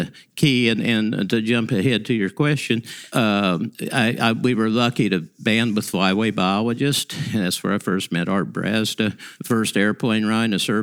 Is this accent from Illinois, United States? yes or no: yes; Emden, Illinois, United States; I grew up 30 miles to the east of Havana, Illinois.